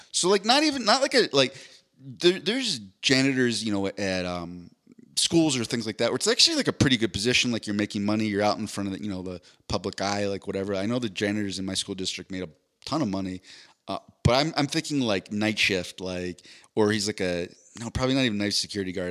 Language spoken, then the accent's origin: English; East Coast, United States; I'm from the East Coast